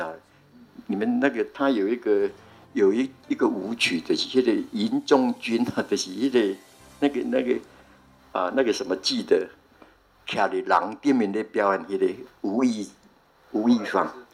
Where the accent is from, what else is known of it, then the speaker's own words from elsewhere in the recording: Xingang, Chiayi County, Taiwan; 那新港其实是我们从，啊，峴港来的